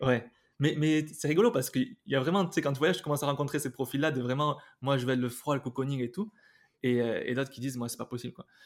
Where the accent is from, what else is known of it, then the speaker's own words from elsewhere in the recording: Basque, Nouvelle-Aquitaine, France; moved away; also born or lived in Spain; je suis basque Bernay. tu vois, c'est le trucs, j'ai, j'ai fait toutes les écoles de danse quand j'étais jeune, de, danse basque